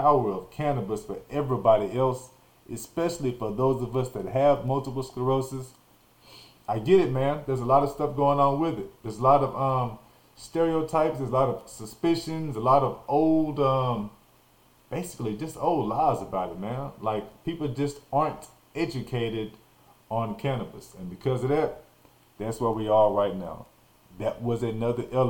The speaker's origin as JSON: {"language": "English", "town": "Nacogdoches", "region": "Texas", "country": "United States", "tie": "born or raised there", "also_born_or_lived": "Arkansas", "said": "I grew up in Nacogdoches, Texas"}